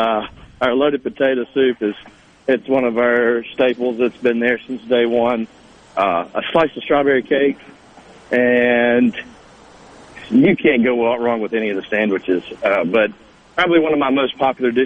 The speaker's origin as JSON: {"language": "English", "region": "Mississippi", "country": "United States", "moved": "as an adult", "lives_now": "Cleveland, Mississippi, United States", "said": "I'm originally from Edobina, Mississippi, which is not very far from there"}